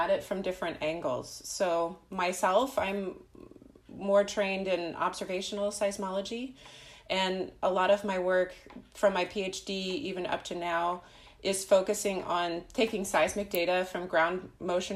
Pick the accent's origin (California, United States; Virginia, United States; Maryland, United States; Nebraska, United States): California, United States; Southern; moved away as an adult; now in Germany; I come from Southern California